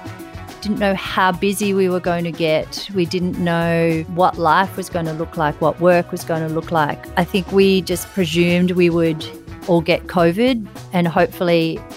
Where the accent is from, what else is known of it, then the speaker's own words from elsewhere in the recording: Ulladulla, New South Wales, Australia; moved away as an adult; now in Sydney, Australia; I grew up in Ulladulla, which is lovely seaside town down on the south coast.